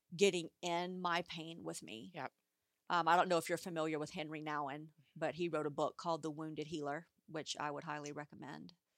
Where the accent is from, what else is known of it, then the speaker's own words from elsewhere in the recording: United States; as an American society